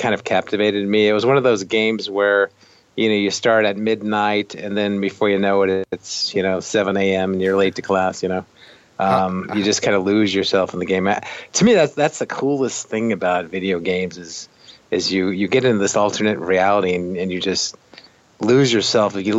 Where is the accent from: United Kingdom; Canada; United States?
United States; San Jose, California; moved away as an adult; also born or lived in Chicago; where I grew up in San Jose, California